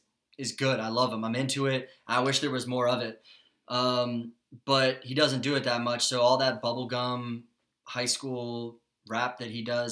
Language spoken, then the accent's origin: English; Broward, Florida, United States; I'm from Broward. We're from Broward.